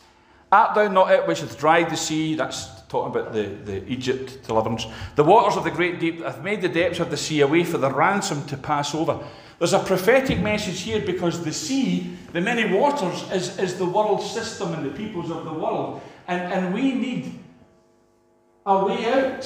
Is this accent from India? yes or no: no; Scotland, United Kingdom; a Scot